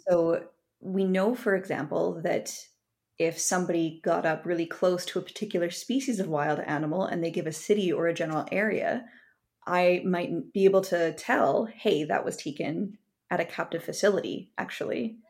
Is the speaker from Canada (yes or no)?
yes; Kamloops, British Columbia, Canada; I grew up in Kamloops, British Columbia